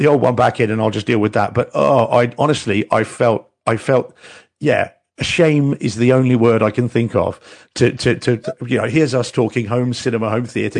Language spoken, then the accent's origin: English; New Zealand; I'm a New Zealander and like rugby is our is our religion basically in New Zealand